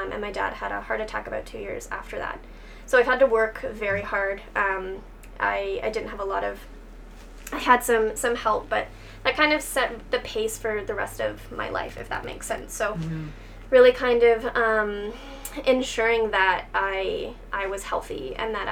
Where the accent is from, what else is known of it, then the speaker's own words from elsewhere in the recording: outside Kitchener-Waterloo, southwestern Ontario, Canada; also born or lived in Nova Scotia / Guelph; now in Dundas, Canada; I grew up outside of KW, so I am local-ish, within kind of the southwestern Ontario area